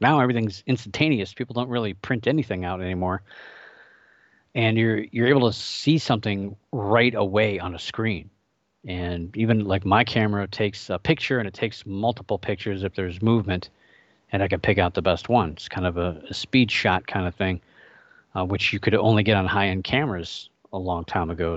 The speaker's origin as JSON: {"language": "English", "region": "Ohio", "country": "United States", "tie": "born or raised there", "moved": "yes", "said": "my home state of Ohio"}